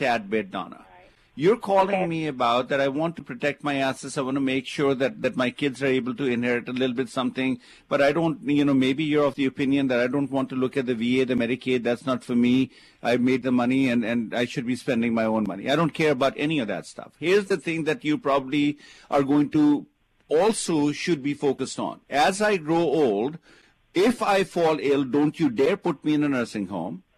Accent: India; now in United States; I come from India

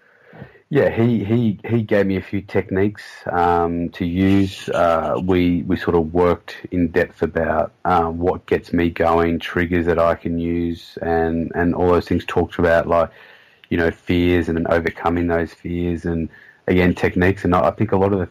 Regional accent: Sydney, New South Wales, Australia; my hometown of Sydney, so I had all my good schoolmates there

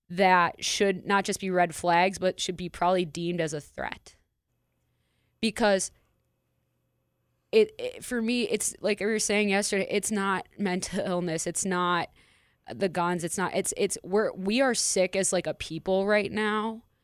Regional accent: Minneapolis, Minnesota, United States; my home state, hometown, home community in Minneapolis, Minnesota.

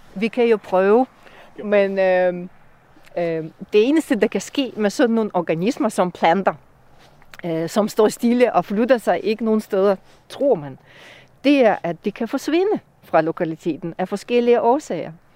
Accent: Russia; Danish is a second language; moved away as an adult; now in Denmark; oprindeligt kommer jeg fra Rusland, hvor jeg blev uddannet øh, som bryolog. Mm, jeg har boet i Danmark siden 2002

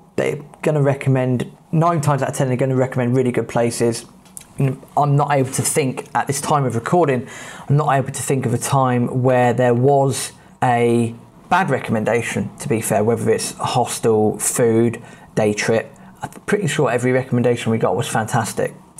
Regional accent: England, United Kingdom; we're from England

